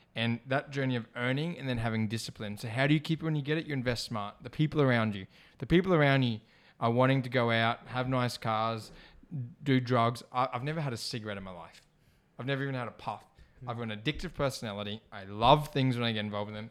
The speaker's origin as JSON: {"language": "English", "country": "Australia", "tie": "born or raised there", "said": "I'm Australian born here"}